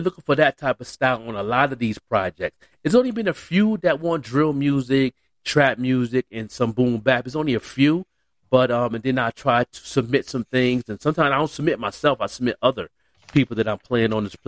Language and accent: English; Buffalo, New York, United States; now in Albuquerque, United States; I'm an artist from Buffalo, born and raised